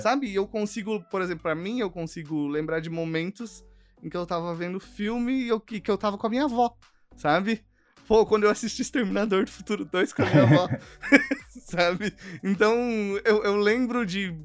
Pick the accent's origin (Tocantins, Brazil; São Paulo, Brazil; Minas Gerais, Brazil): São Paulo, Brazil; also born or lived in Curitiba; Eu sou nascido em São Paulo. Minha família, minha família hoje mora em Mauá